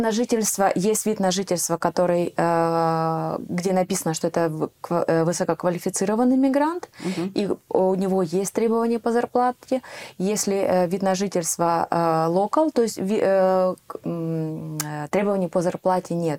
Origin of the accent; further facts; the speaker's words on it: Ukraine; moved away as an adult; now in Netherlands; я из Украины